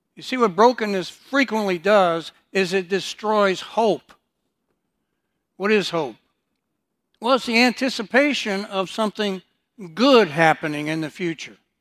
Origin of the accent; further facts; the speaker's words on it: Detroit, Michigan, United States; also born or lived in Houston, Texas; I was born in Houston, but, uh, my mother then decided to move me and my older sister to Detroit, Michigan